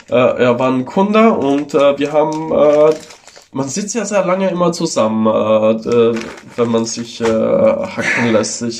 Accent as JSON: {"language": "German", "country": "Italy", "first_language": "Italian", "second_language": "German", "said": "eine sehr viel ältere Sprache als das äh, Italienische, also meine Muttersprache."}